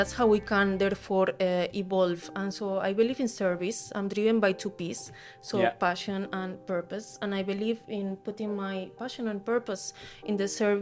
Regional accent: Spain; I am from Spain

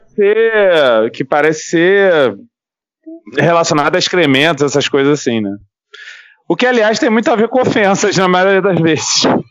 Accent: Rio de Janeiro, Brazil

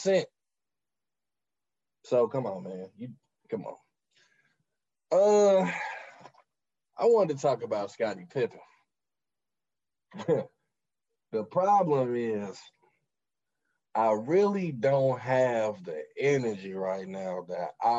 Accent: Chicago, Illinois, United States; moved away; I'm from Chicago. I lived there when this was happening

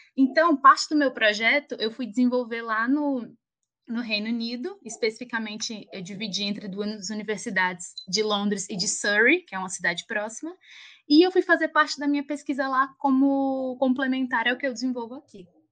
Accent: Alagoas, Brazil; moved away as an adult; also born or lived in England; now in São Paulo, Brazil; Provavelmente vão perceber pelo meu sotaque que eu não sou daqui, eu sou a Lagoana

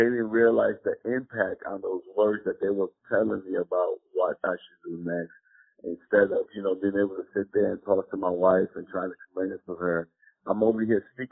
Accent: New York City, New York, United States; I grew up in Forest Projects and Castle Hill Projects

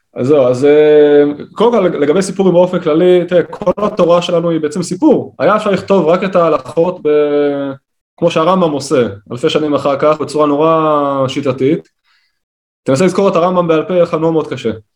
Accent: Kiryat Tivon, Northern District, Israel; moved away as an adult; now in Gaza envelope, Israel; אני גדלתי בבית חילוני, בקריית טבעון

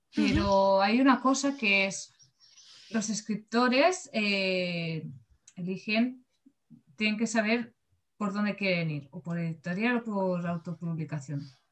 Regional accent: Barcelona, Catalonia, Spain; yo que soy de, de Barcelona

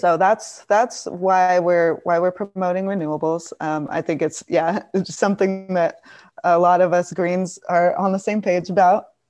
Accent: Tucson, Arizona, United States; I'm from Tucson.

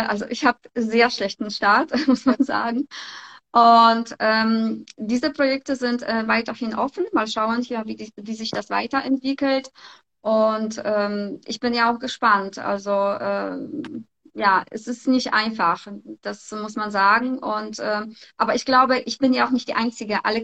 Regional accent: Poland; moved away; ganz ehrlich, ich komme auch aus Polen ich war auch in ihrem Alter, habe ich einfach Koffer gepackt und bin hierher gekommen.

